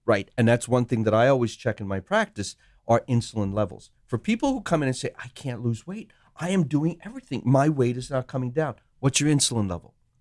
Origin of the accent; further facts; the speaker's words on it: Sri Lanka; moved away; I was born in Sri Lanka